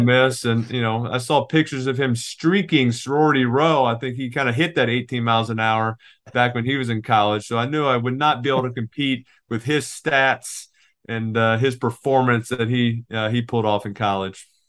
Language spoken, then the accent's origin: English; Louisiana, United States; I was from Louisiana